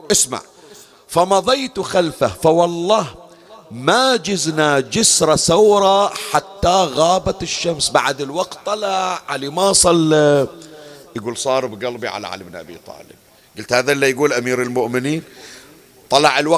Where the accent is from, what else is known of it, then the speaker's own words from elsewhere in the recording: Bahrain; يا علي أنا من البحرين وانت بالنجف وتسمع صوتي